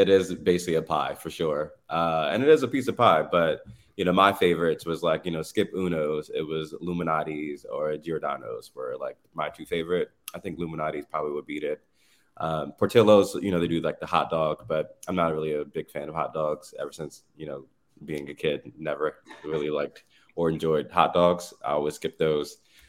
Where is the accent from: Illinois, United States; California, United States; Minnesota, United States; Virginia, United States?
Virginia, United States; Eastern Shore; growing up on the Eastern Shore, you know, I used to go shucking oysters with my dad and like, you know, planting them back in the bay.